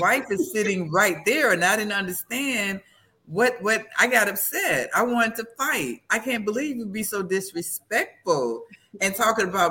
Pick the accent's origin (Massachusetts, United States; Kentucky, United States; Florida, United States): Florida, United States; I'm from Florida? And that's all we have is mangoes